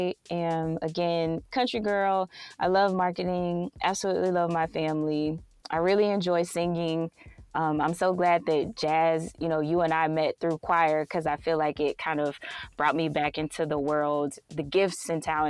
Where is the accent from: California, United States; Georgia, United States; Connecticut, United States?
Georgia, United States; Waynesboro; accent: Southern; moved away as an adult; also born or lived in Atlanta, Georgia; now in Los Angeles, United States; I am originally born and raised in Waynesboro, Georgia